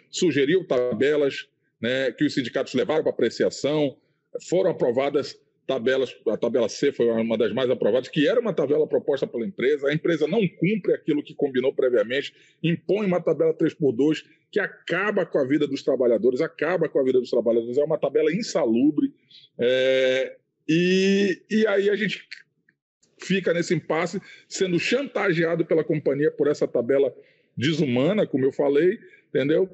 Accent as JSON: {"language": "Portuguese", "region": "Amazonas", "country": "Brazil", "said": "também sou diretor lá do meu sindicato, de Petro Amazonas, é, também sou um dirigente da CTB, lá no meu estado"}